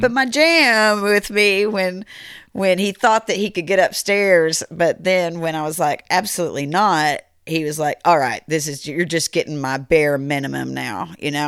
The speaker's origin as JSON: {"language": "English", "town": "Rockford", "country": "United States", "said": "I'm from Rockford"}